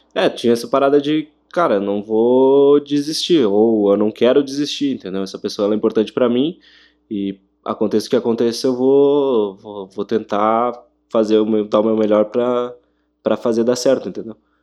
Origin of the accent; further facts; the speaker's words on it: Brazil; a gente é bem brasileiro